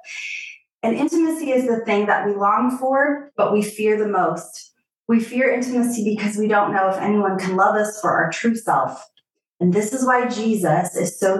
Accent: Missouri, United States; I'm from a small town in Missouri, the heart of the country

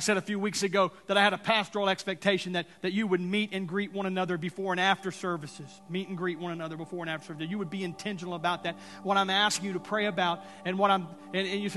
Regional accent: Texas, United States; now in Tulsa, United States; I'm from Texas

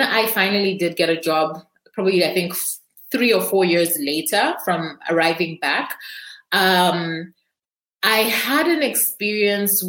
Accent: Zambia; I am from Zambia

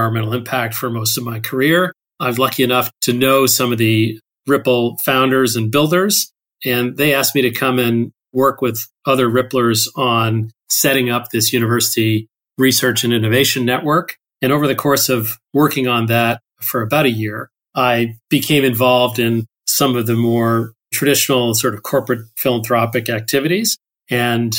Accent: Toronto, Ontario, Canada; moved away as an adult; also born or lived in Bloomington, Indiana / Pacific Northwest, United States; now in United States; I grew up in Toronto, Canada, mostly

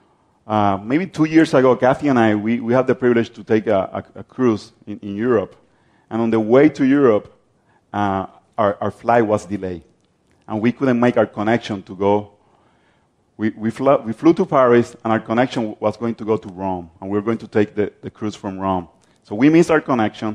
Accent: Puerto Rico; I'm from Puerto Rico

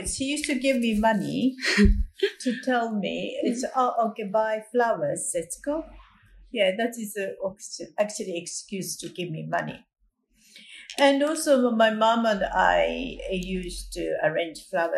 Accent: Nagano, Japan; English is a second language; now in Sydney, Australia; I was born in Japan and I spent a lot of time in the countryside of the Nagano Prefecture in the main island, Honshu, surrounded by high mountains and natures.

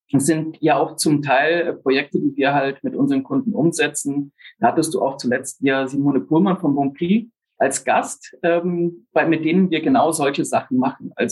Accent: Amazonas, Brazil; also born or lived in Germany / England; Bin in Deutschland geboren, aufgewachsen in Brasilien, tiefsten Amazonas, in England Betriebswirtschaft studiert.

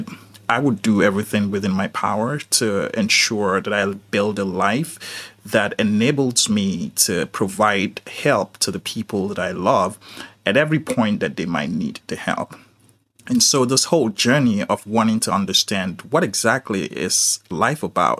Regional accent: Nigeria; I was just a young boy, born and raised in Nigeria.

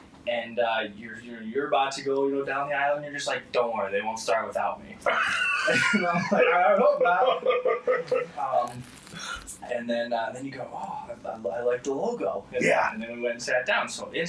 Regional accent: Howell, Michigan, United States; So I grew up in Howell, Michigan.

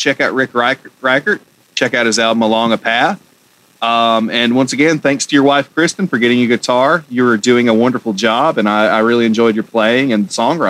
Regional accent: Georgia, United States; Well, I mean, I'm from Georgia and right below Tennessee

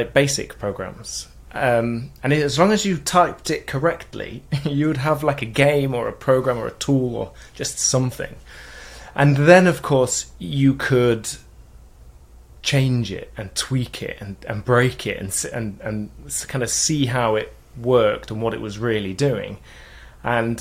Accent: Mansfield, East Midlands, United Kingdom; I'm from Mansfield in England. It's a small town near Nottingham, you know, Robin Hood. That's a mining town.

